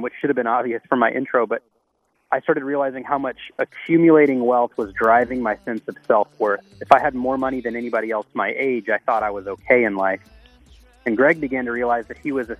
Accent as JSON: {"language": "English", "region": "Texas", "country": "United States", "also_born_or_lived": "Louisiana / Boston", "moved": "as an adult", "said": "I'm from Texas"}